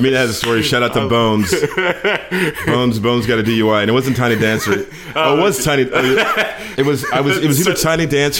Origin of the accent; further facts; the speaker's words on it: Virginia, United States; moved away as an adult; also born or lived in Tennessee; now in New York, United States; I went to college in Virginia. I mean, I went to college in Tennessee, and I grew up in Virginia.